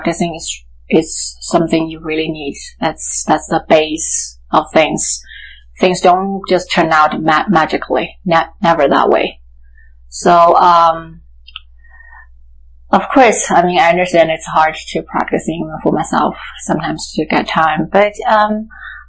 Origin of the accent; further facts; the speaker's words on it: Sichuan, China; I was born in Sichuan, China.